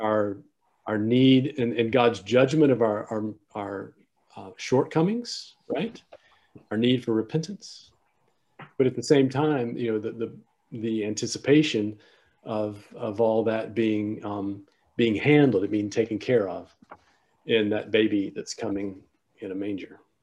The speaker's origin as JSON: {"language": "English", "region": "South Carolina", "country": "United States", "tie": "born or raised there", "also_born_or_lived": "Austin, Texas", "moved": "as an adult", "said": "I grew up in South Carolina, but I'm, I am a priest of this diocese"}